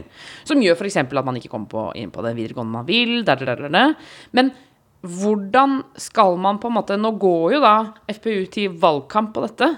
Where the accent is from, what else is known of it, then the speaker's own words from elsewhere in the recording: Eastern Norway, Norway; der hvor jeg har vokst opp, eh, på Østland, tjukkeste Østlandet